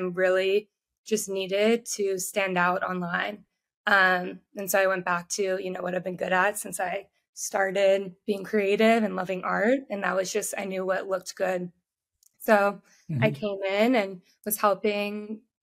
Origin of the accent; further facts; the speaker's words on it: Atlanta, Georgia, United States; moved away as an adult; also born or lived in Texas; I'm from Atlanta, Georgia, originally